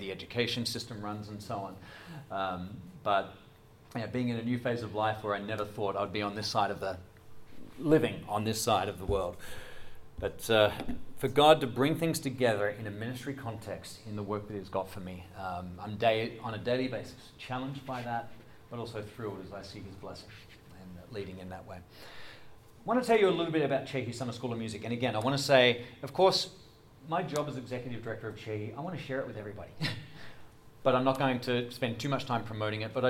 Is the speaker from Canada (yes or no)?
no; Adelaide, South Australia, Australia; moved away as an adult; also born or lived in Doylestown, Pennsylvania; now in United States; I'm from Adelaide